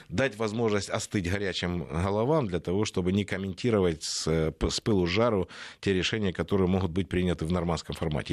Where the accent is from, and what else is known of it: Ukraine